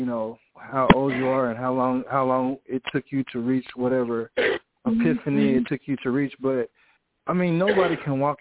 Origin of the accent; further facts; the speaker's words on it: Grenada, Mississippi, United States; accent: country; now in Nashville, United States; originally from Grenada, Mississippi